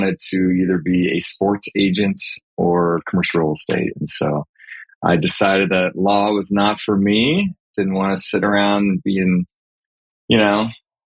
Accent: Texas, United States; also born or lived in Austin, Texas; Born and raised in Texas, been in Austin since 2000 when I came to go to the University of Texas

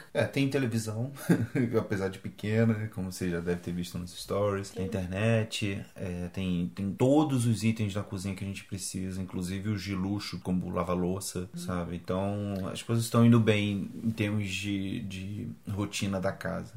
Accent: Brazil; moved away as an adult; now in Porto, Portugal; nós como brasileiros, a gente pode ser atendido como no sistema público daqui de Portugal

